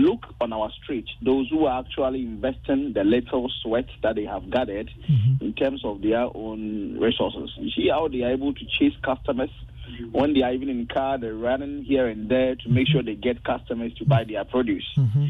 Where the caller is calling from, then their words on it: Cape Coast, Central Region, Ghana; I'm calling from Cape Coast.